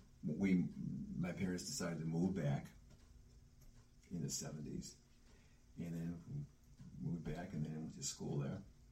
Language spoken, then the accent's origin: English; Cleveland, Ohio, United States; also born or lived in Buenos Aires, Argentina; Well, I'm from Cleveland, Ohio, but not originally. But I came in from Cleveland, Ohio.